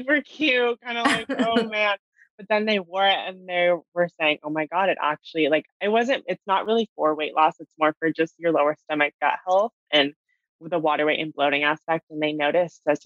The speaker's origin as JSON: {"language": "English", "region": "California", "country": "United States", "tie": "born or raised there", "said": "I grew up in California"}